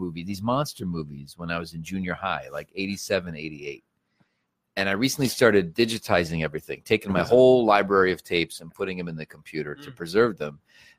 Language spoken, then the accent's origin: English; Cleveland, Ohio, United States; moved away; I grew up in Cleveland